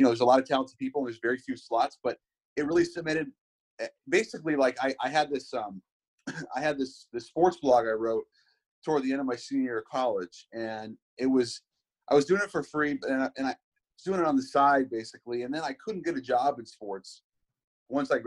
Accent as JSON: {"language": "English", "town": "Seattle", "region": "Washington", "country": "United States", "tie": "born or raised there", "said": "growing up in Seattle"}